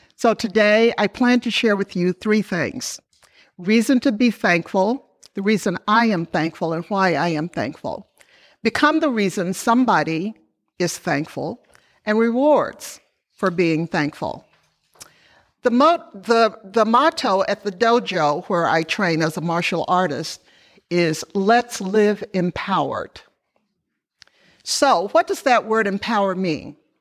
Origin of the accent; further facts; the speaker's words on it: Memphis, Tennessee, United States; moved away; I was born in Memphis, Tennessee, to Robert and Amy Dawson